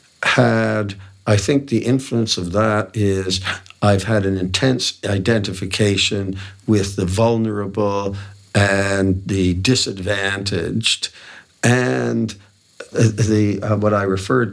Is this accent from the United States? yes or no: no; Hamilton, Ontario, Canada; McMaster University in my hometown of Hamilton